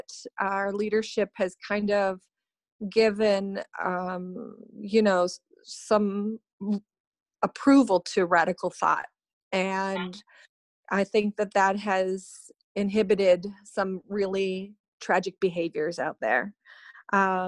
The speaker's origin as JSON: {"language": "English", "town": "Pittsburgh", "region": "Pennsylvania", "country": "United States", "tie": "born or raised there", "said": "I grew up in Pittsburgh, Pennsylvania, and I attended Taylor Alderdice High School in Squirrel Hill"}